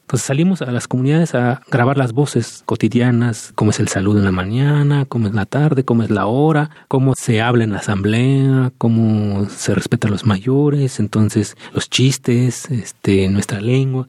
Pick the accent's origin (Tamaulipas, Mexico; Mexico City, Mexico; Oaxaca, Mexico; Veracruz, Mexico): Oaxaca, Mexico; Santa María Tlahuitoltepec; mi pueblo, Tlahuitoltepec